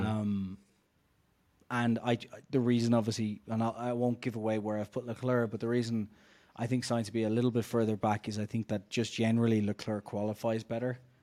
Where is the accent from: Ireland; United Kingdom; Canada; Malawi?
Ireland; I'm Irish